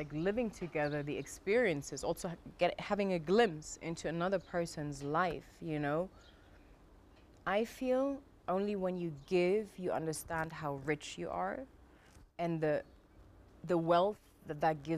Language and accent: English; Germany; Growing up in Germany